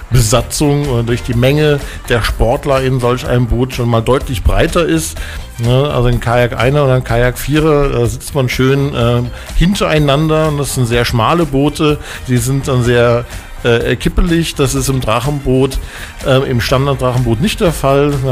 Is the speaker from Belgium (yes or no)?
no; Koblenz, Rhineland-Palatinate, Germany; irgendwann hat mein Verein, ich komme aus Koblenz am Rhein, aus